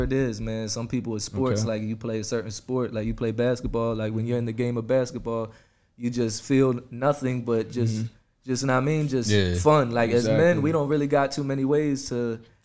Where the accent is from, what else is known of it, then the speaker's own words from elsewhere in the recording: Cumberland County, New Jersey, United States; we're coming from Cumberland County. It's the poorest county